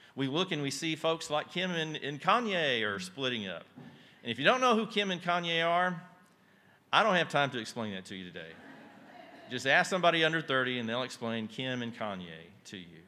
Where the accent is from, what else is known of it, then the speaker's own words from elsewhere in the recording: Yoakum, Texas, United States; I grew up outside Yoakum, Texas